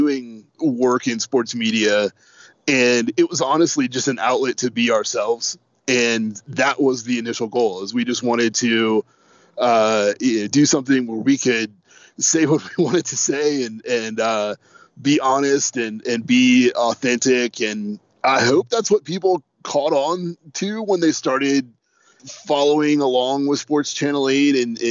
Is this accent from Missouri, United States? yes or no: no; North Carolina, United States; we're all from North Carolina, and I think that's one thing that makes us unique, is that we all grew up around here.